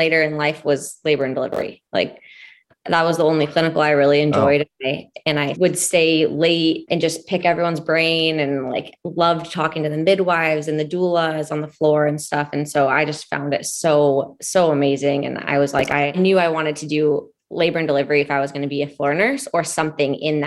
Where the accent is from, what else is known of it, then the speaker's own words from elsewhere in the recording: Boise, Idaho, United States; moved away as an adult; also born or lived in Spokane, Washington / Barcelona, Spain; now in Cleveland, United States; I'm from Boise, Idaho